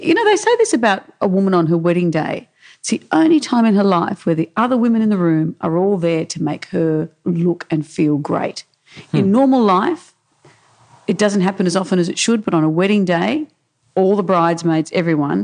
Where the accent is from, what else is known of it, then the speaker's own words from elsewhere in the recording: Sydney, New South Wales, Australia; also born or lived in Brisbane / Perth; I went to Carlingford High.